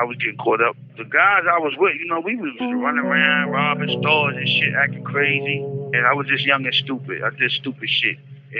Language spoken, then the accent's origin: English; New York City, New York, United States; Also known as … Harlem bound, Harlem bred, born and raised, through and through.